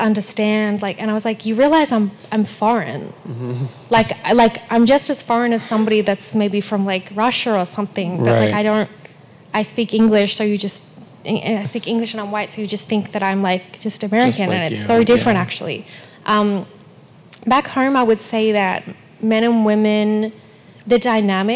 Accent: Melbourne, Victoria, Australia; moved away; also born or lived in Perth, Western Australia; I was born in Perth, which is Western Australia. Mm-hmm. But we moved to Melbourne when I was still a baby. So Melbourne's definitely my hometown.

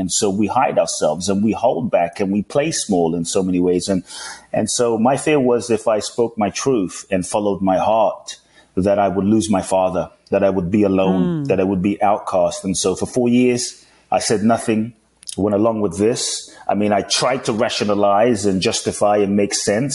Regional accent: London, United Kingdom; also born or lived in Ghana; now in United States; I grew up in London, currently live in the US.

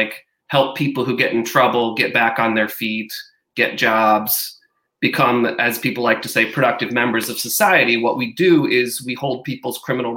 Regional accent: Grand Rapids, Michigan, United States; also born or lived in Virginia; I live in Grand Rapids, which is the city I grew up in. I grew up here

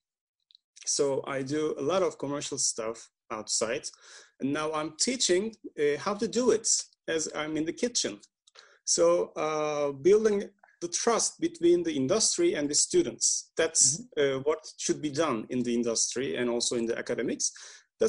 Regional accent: Istanbul, Turkey; I'm from Istanbul, Turkey

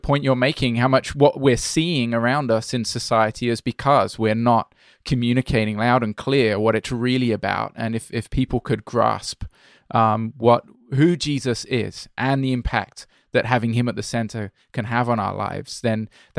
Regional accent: Brazil; moved away; I grew up in Brazil, I'm not so British as you think

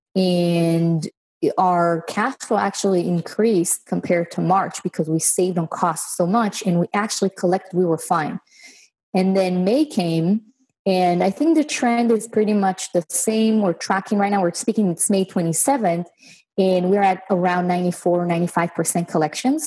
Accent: Israel; moved away as an adult; now in United States; I was born and raised in Israel, and I moved to the states about six years ago

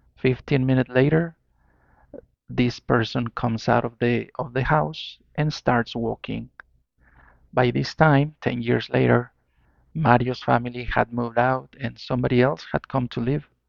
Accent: Mexico; I'm from Mexico

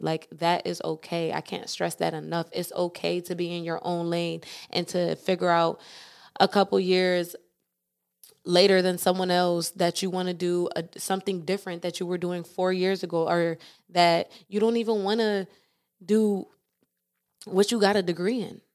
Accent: East Coast, United States; moved away as an adult; I was able to be born and raised on the East Coast, and I was able to move to the West Coast

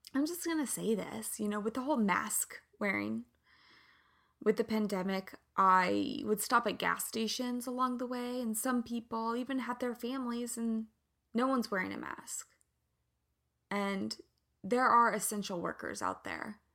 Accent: Kansas, United States; moved away; also born or lived in Santa Barbara; I'm from the Midwest. I'm from Kansas

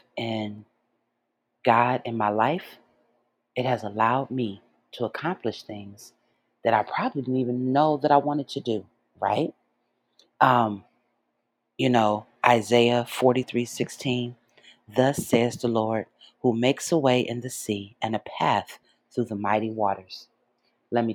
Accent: Detroit, Michigan, United States; moved away as an adult; my hometown of Detroit

